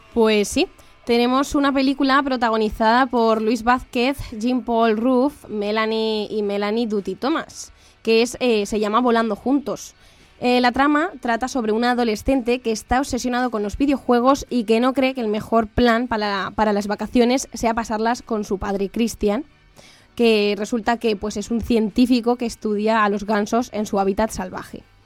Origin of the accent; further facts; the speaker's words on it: near Albacete, Castilla-La Mancha, Spain; Albacete, que esto me voy yo un poco para mi tierra